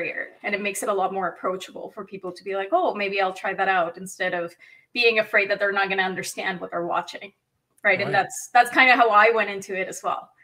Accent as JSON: {"language": "English", "country": "Mexico", "tie": "born or raised there", "moved": "yes", "lives_now": "Canada", "said": "I'm from Mexico originally. I was born and raised"}